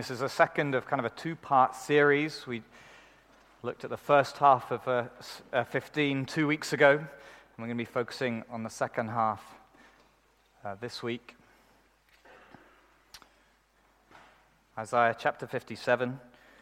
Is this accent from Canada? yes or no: no; United Kingdom; we're British